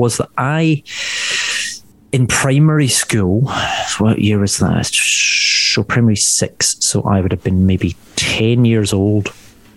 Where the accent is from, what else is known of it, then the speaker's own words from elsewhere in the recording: West of Scotland, United Kingdom; accent: Scottish; now in England; being from the west of Scotland.